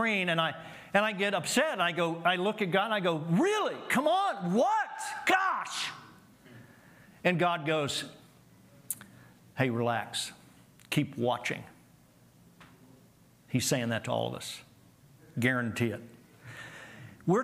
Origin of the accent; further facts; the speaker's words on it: Oklahoma City, Oklahoma, United States; I grew up in Oklahoma City.